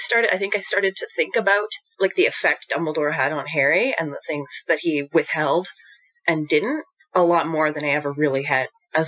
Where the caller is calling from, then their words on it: Jasper, Alberta, Canada; So I'm recording from Jasper, Alberta. So Jasper is the town of Jasper within Jasper National Park in Alberta, Canada. So right in the middle of the Rocky Mountains.